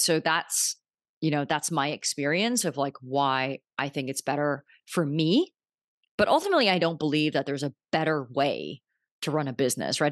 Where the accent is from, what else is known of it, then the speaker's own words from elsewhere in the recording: Vancouver, British Columbia, Canada; moved away as an adult; also born or lived in New York; I'm from Vancouver